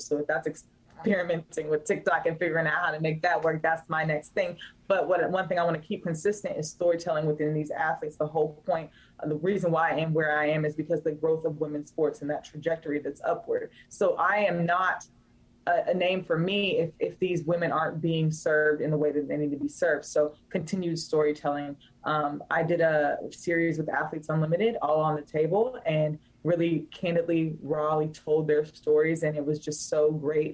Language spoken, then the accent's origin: English; Raleigh, North Carolina, United States; I'm from Raleigh, I rep it to the ends of me.